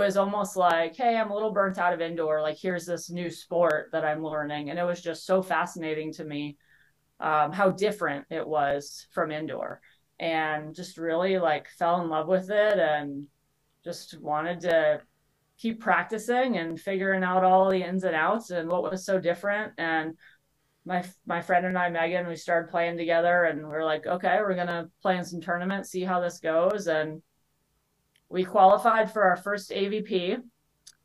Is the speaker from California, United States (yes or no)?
no; Venice, Florida, United States; moved away as an adult; also born or lived in Kentucky; now in Arizona, United States; I moved back for a job and also to be around my family. And I was able to get an assistant coaching job at my alma mater at Venice High